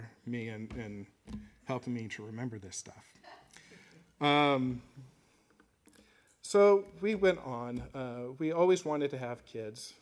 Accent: Colorado, United States; I grew up in Colorado

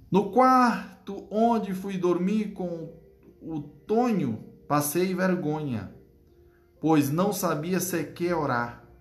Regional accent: Northeast Region, Brazil; É como diz o nordestino, né? Eu, que sou nordestino com maior orgulho, né?

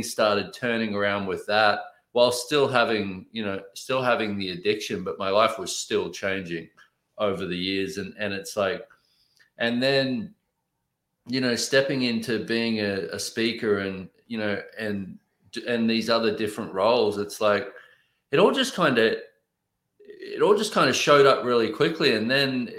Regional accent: Australia; I grew up in Australia

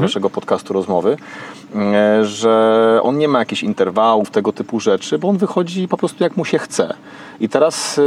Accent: Kraków, Lesser Poland, Poland; u mnie w rodzinnym Krakowie

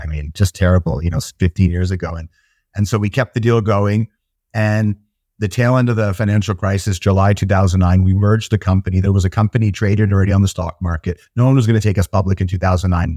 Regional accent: Toronto, Ontario, Canada; also born or lived in Israel; now in United Kingdom; I grew up in Toronto in Canada

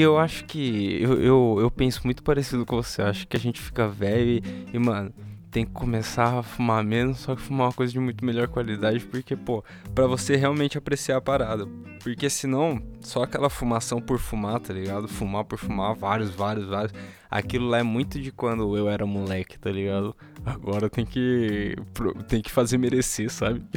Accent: São Paulo, Brazil; also born or lived in Montevideo; eu, como paulistano, me senti muito fresco

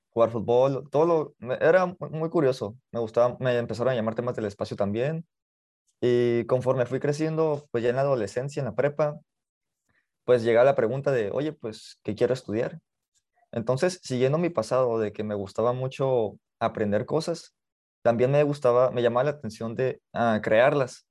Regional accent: Mexicali, Baja California, Mexico; Nací en Mexicali, Baja California, eh, me he criado aquí

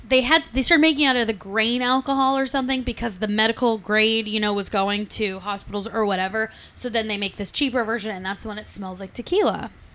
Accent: San Diego, California, United States; I'm from San Diego.

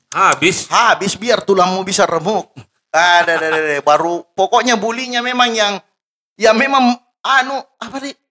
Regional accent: Makassar, South Sulawesi, Indonesia; Kalau saya asli Makassar karena dilahirkan di Makassar

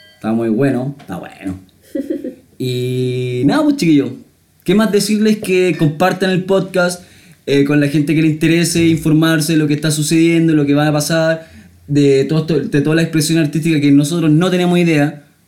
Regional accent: Santiago, Santiago Metropolitan Region, Chile; yo soy de Santiago nomás

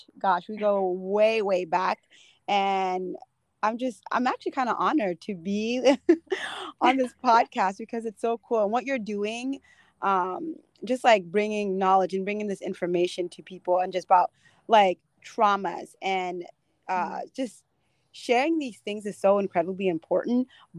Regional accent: United States; I came over with my dad and my stepmom and then my brothers and sisters. And so growing up in America was kind of difficult

